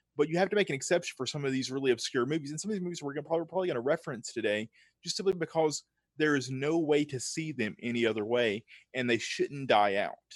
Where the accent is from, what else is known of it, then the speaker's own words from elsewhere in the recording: Tupelo, Mississippi, United States; now in Nashville, United States; I'm from the Deep South. So I grew up in a small town called Tupelo, Mississippi, which is in the deep, deep South